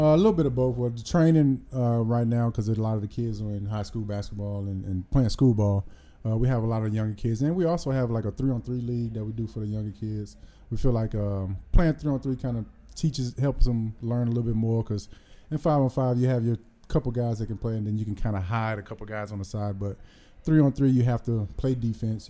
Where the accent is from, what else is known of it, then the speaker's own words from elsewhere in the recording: Houston, Texas, United States; moved away; growing up in Houston